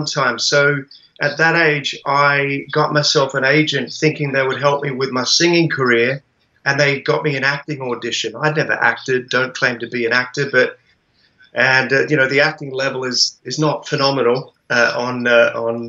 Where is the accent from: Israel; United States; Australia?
Australia; Hobart, Tasmania; moved away; also born or lived in London; I was born in Hobart in 1971